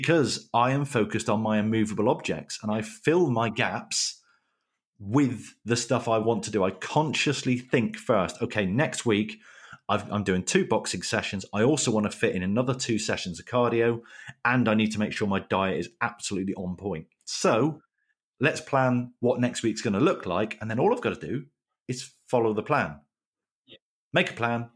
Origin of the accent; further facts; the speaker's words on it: Plymouth, South West England, United Kingdom; So I'm from Plymouth.